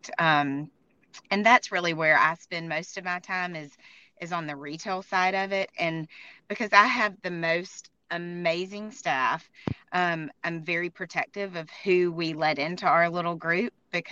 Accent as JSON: {"language": "English", "town": "Tuscaloosa", "region": "Alabama", "country": "United States", "tie": "born or raised there", "also_born_or_lived": "Birmingham, Alabama", "moved": "as an adult", "said": "I'm from Tuscaloosa, first of all, grew up here and stayed here for school"}